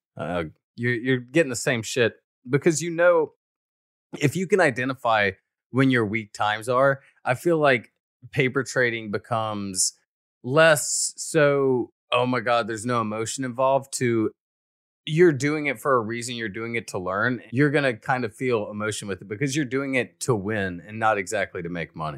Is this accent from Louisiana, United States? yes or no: no; Alabama, United States; I'm from Alabama